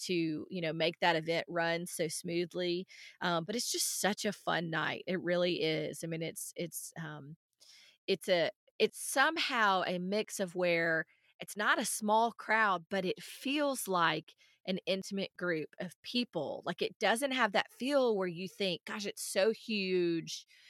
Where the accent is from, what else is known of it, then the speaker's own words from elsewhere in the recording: outside Nashville, Tennessee, United States; moved away; I grew up outside Nashville